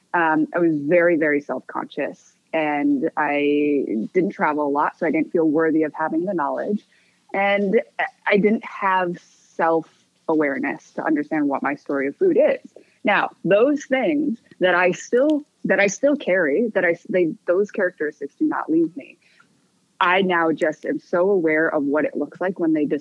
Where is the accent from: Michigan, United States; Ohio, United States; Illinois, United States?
Michigan, United States; also born or lived in Korea; I was adopted at 4 months old, and I was raised in Michigan in a very white suburb